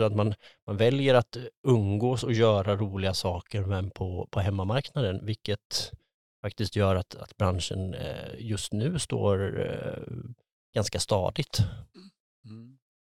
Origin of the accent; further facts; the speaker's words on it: Tranås, Jönköping County, Sweden; moved away as an adult; also born or lived in Sälen / Lysekil / Skövde; now in Gothenburg, Sweden; jag är eh, född och uppvuxen i, eh, utanför Tranås